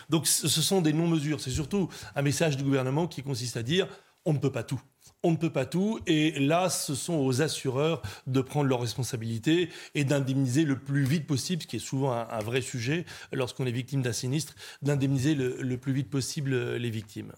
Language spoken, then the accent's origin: French; France; on est français, on n'est pas anglo-saxon